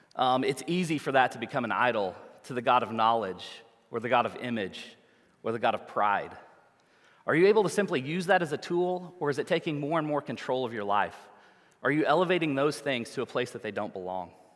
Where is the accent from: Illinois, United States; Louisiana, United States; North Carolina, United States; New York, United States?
Louisiana, United States; New Orleans; we're from the United States, from New Orleans, Louisiana